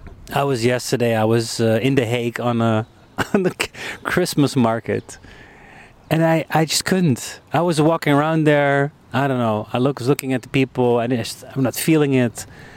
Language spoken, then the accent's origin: English; Munich, Bavaria, Germany; English is a second language; moved away as an adult; also born or lived in Netherlands; now in Amsterdam, Netherlands; I grew up abroad. I lived in Munich for 15 years. I was born here in the Netherlands, but then my dad got a job, so we moved. And then I was 18, finished my international school.